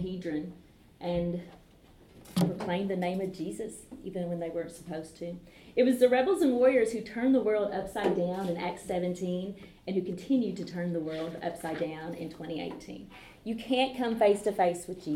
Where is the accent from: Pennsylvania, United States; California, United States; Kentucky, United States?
Kentucky, United States; Calvert City; I'm from Calvert City, Kentucky, which is just close to Paducah, Kentucky.